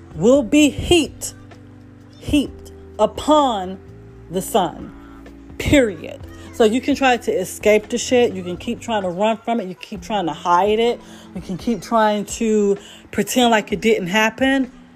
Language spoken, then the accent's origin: English; United States; we're American